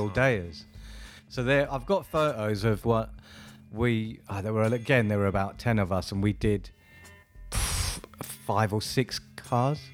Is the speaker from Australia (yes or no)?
no; Wembley, London, United Kingdom; also born or lived in Ladbroke Grove, London; grew up in Wembley